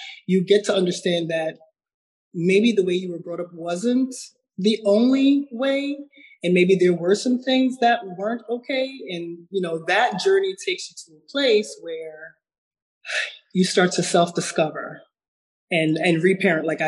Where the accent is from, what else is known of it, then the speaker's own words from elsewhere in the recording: Jamaica; I'm from Jamaica. And so coming up with Caribbean parents